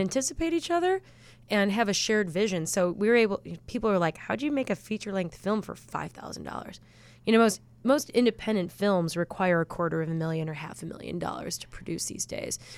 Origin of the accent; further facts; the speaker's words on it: Chicago, Illinois, United States; we grew up in West Rogers Park